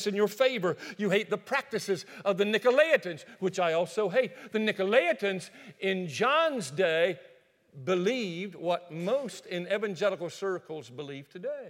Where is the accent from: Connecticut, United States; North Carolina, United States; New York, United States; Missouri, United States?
North Carolina, United States; Greensboro; moved away; also born or lived in Alabama; my hometown of Greensboro, North Carolina